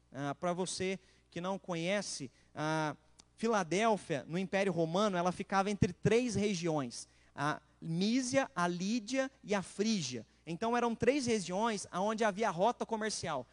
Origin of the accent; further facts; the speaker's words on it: Machado, Minas Gerais, Brazil; Eu sou de Machado